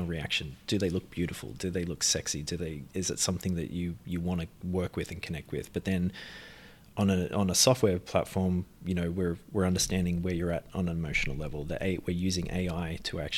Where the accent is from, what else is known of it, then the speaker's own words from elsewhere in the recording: Australia; We're from Australia. Yeah. Family's from Ireland. But grew up in Australia